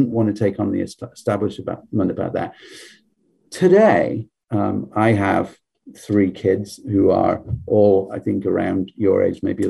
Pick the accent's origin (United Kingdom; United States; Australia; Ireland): United Kingdom; England; moved away; I grew up in a different country. I grew up in England